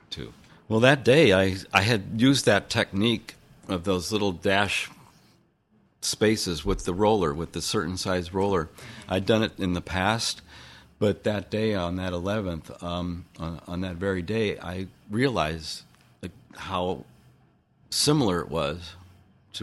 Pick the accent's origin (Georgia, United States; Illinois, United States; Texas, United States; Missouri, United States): Missouri, United States; St. Louis; now in Bay Area, United States; I came originally from St. Louis, Missouri, lived in the Bay Area since 1973